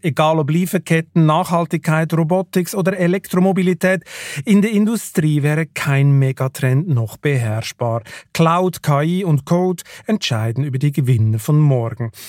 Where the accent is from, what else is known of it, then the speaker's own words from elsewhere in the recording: Switzerland; ich komme ja aus der Schweiz